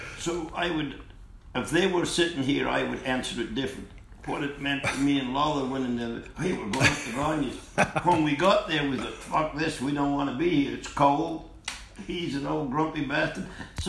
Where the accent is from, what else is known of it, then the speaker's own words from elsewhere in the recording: Australia; And I grew up on that in Australia.